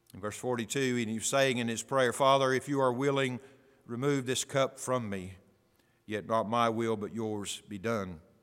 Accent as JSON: {"language": "English", "country": "United States", "said": "my rights as an American"}